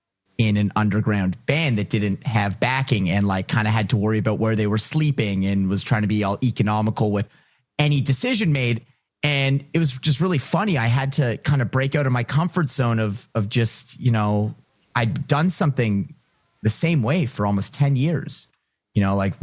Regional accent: Ottawa, Ontario, Canada; also born or lived in Toronto; I came from Ottawa. I moved to the big city. I moved to Toronto to try and chase a musical dream. And here I was coming full circle back to my hometown in Ottawa

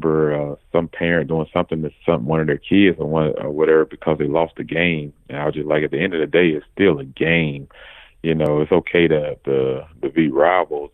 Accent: Mississippi, United States; moved away as an adult; Growing up in Mississippi

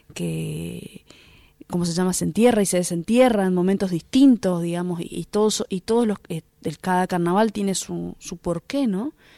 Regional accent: Argentina; nos une como, como, argentinos y argentinas

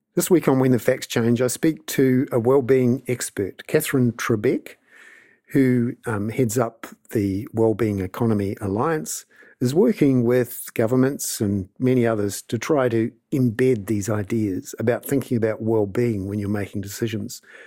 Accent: Wellington, New Zealand; I'm from Wellington

